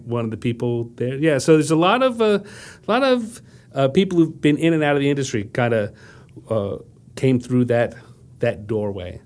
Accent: Wantagh, New York, United States; also born or lived in Brooklyn, New York; very, very early moved to Long Island

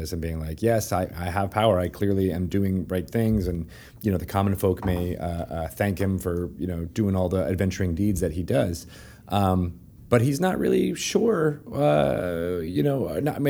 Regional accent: New England, United States; we're both from New England

